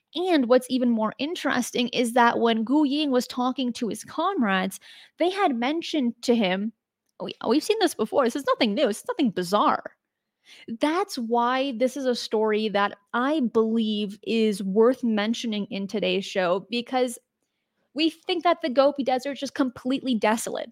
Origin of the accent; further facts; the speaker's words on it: United States; as an American